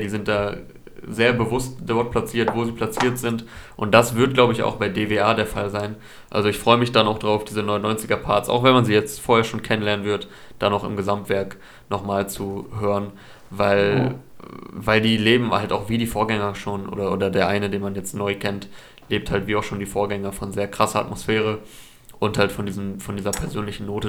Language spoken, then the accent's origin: German; Osnabrück, Lower Saxony, Germany; moved away as an adult; also born or lived in Cologne; jetzt übergangsweise kurz in Osnabrück in meiner alten Heimatstadt